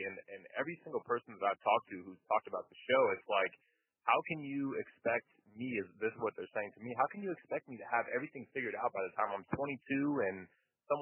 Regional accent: Las Vegas, Nevada, United States; now in Chicago, United States; I grew up in Las Vegas, so Chicago is like the total opposite

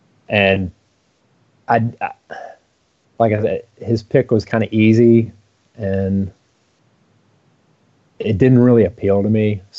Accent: Louisville, Kentucky, United States; now in Ohio, United States; I grew up in Louisville, Kentucky

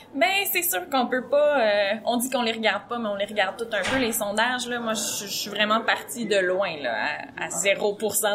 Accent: Gaspésie, Quebec, Canada

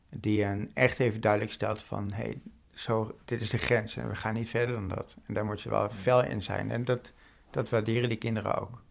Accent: North Brabant, Netherlands; moved away as an adult; now in Amsterdam, Netherlands; ik ben geboren en opgegroeid in Brabant. En ik ben een jaartje of acht, denk ik, in Amsterdam gaan wonen.

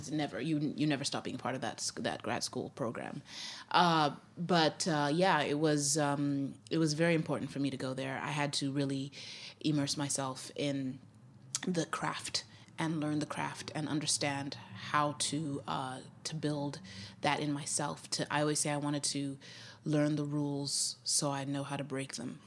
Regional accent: Zimbabwe; moved away as an adult; also born or lived in Grinnell, Iowa, United States; now in United States; And then we moved back to Zimbabwe, and uh, that's where I was raised from age five to age 19.

